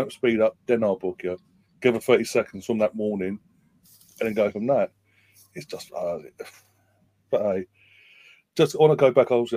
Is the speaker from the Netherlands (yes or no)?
no; England, United Kingdom; I'm obviously English, but Irish blood on my mum's side